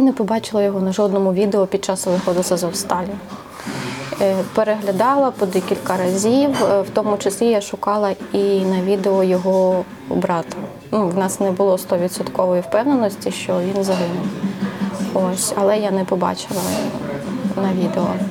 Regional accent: Ukraine; moved away as an adult; повернутися додому. Там наші рідні, там ну, багатьох там залишились сім'ї. Це просто рідний рідний твій дім, де ти виріс.

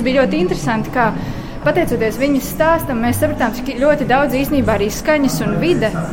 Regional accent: Latvia; Sāra ir no Trīs. Serbijas, Milašs ir no Melnkalnes un es esmu no Latvijas.

